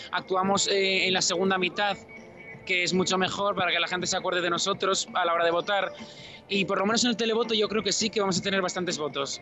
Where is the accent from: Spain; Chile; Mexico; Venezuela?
Spain; now in Israel